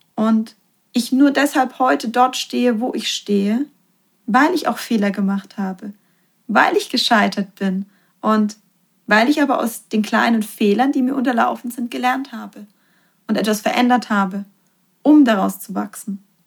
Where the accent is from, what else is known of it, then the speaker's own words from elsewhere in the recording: Germany; bei uns in Deutschland